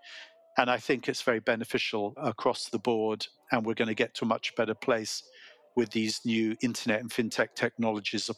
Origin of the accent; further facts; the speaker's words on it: England, United Kingdom; accent: British; moved away as an adult; now in Silicon Valley, United States; we are both English, but we both became American, and we have been in America longer than we were in England